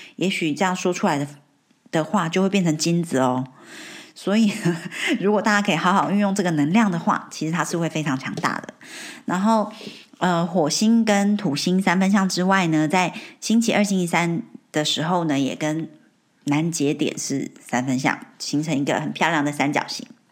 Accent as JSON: {"language": "Chinese", "country": "Taiwan", "tie": "born or raised there", "moved": "as an adult", "lives_now": "United Kingdom", "said": "没有从小在台湾长大嘛"}